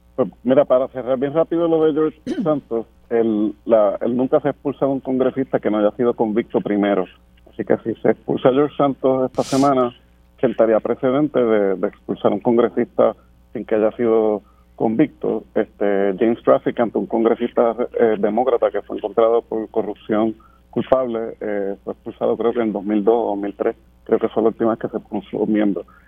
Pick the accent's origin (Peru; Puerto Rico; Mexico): Puerto Rico; nosotros ni somos ciudadanos de los Estados Unidos